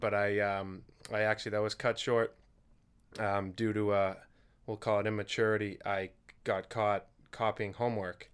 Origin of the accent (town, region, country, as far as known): Duxbury, Massachusetts, United States; born or raised there